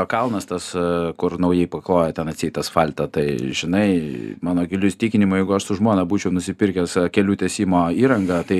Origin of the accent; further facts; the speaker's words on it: Vilnius, Vilnius County, Lithuania; aš kaip vilnietis